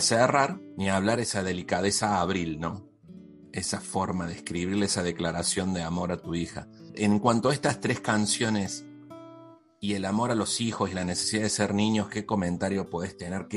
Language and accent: Spanish; Córdoba, Argentina; now in Tijuana, Mexico; soy cordobés